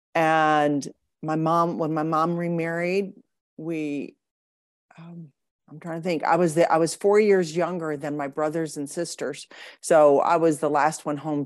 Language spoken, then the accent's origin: English; Grosse Pointe, Michigan, United States; born or raised there; moved away as an adult; also born or lived in Boca Raton, Florida; now in Austin, United States